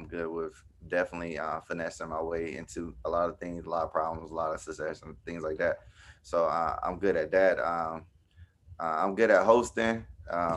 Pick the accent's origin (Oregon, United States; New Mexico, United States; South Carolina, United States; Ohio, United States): South Carolina, United States; now in DMV area, United States; I'm from South Carolina